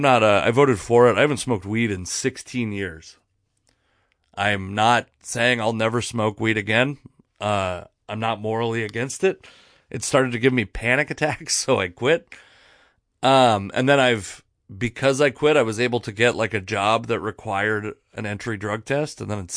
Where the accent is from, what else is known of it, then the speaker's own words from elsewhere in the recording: Pacific Northwest, United States; growing up in the Northwest, I remember in 2004 or 2003, I was a high school senior having arguments with people about like the idea that marriage should be an equal right.